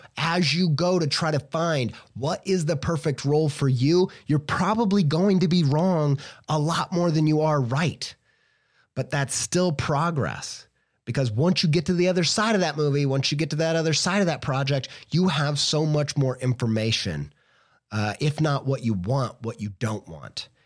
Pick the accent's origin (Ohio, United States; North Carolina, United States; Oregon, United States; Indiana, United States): Indiana, United States; I'm just from Indiana